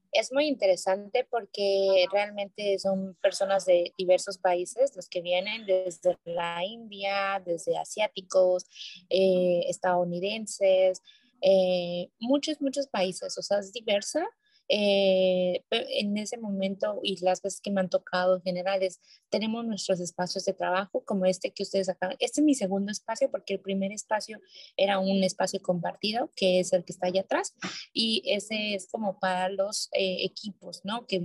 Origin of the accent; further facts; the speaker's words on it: Hermosillo, Sonora, Mexico; Soy de Sonora, soy de Sonora, de Hermosillo.